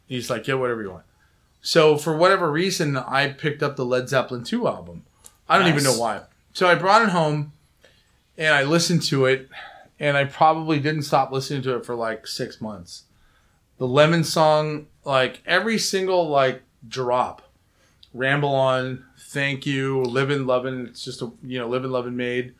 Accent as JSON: {"language": "English", "town": "Pasadena", "region": "California", "country": "United States", "tie": "born or raised there", "said": "I'm from Pasadena, and I saw … when I was 10."}